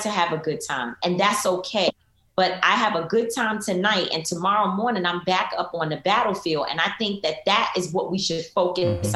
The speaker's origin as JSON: {"language": "English", "town": "New York City", "region": "New York", "country": "United States", "tie": "born or raised there", "said": "I was raised in Harlem"}